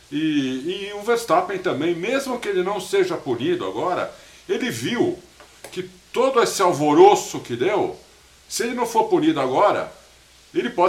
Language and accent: Portuguese; São Paulo, Brazil; eu sou paulista, torço para time de São Paulo